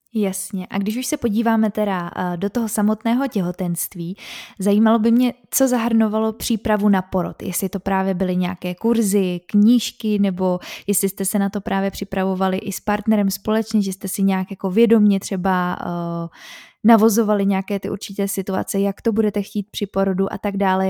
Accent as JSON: {"language": "Czech", "country": "Czechia", "said": "u nás v Čechách, asi jak jsme tady dlouho měli komunismus"}